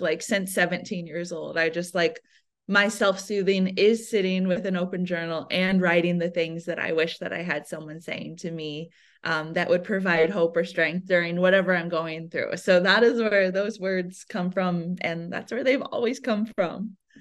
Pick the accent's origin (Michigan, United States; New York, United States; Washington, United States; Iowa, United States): Iowa, United States; I was born and raised in Iowa in the Midwest